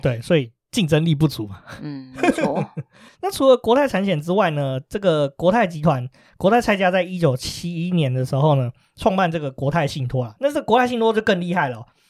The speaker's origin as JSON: {"language": "Chinese", "country": "Taiwan", "said": "我们台湾人"}